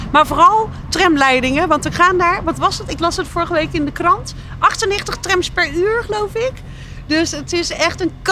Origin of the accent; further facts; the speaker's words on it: Apeldoorn, Gelderland, Netherlands; Die mevrouw komt van Utrecht, ik kom uit Apeldoorn, maar wij zijn een harde nieren vandaag.